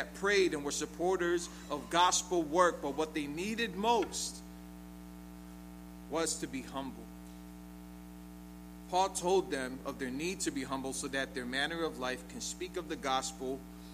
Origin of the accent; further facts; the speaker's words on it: United States; we're American